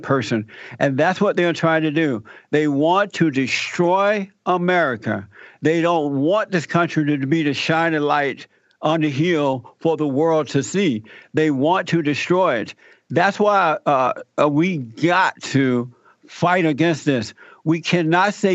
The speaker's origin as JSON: {"language": "English", "region": "Alabama", "country": "United States", "tie": "born or raised there", "said": "I was born in Alabama. I was raised and grew up under the Jim Crow laws. I had to work the plantation."}